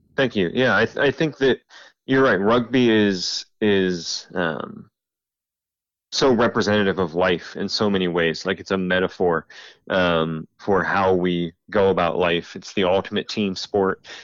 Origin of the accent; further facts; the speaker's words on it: Central Ohio, United States; moved away as an adult; now in Lynchburg, United States; I'm originally from Central Ohio. Uh, moved about six years ago to Lynchburg, Virginia